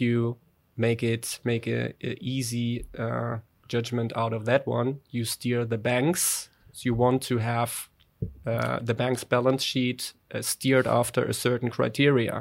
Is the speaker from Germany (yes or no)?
yes; Germany; accent: German; English is a second language; now in Netherlands; my poor German accent